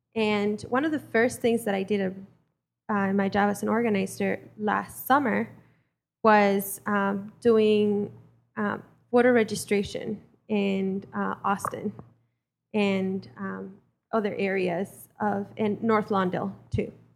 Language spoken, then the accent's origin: English; Mexico; now in United States; I was born and raised in Mexico